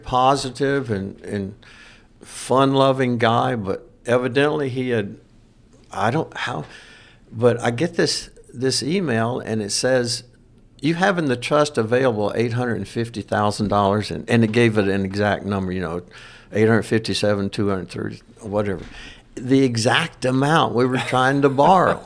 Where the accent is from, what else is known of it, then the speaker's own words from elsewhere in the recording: Louisiana, United States; I'm from Louisiana